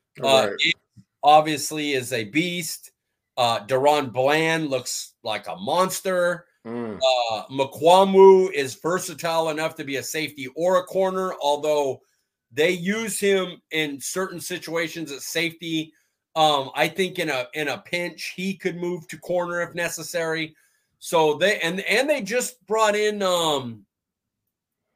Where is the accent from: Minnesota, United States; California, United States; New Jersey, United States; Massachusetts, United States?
California, United States; Fresno; Fresno State, my hometown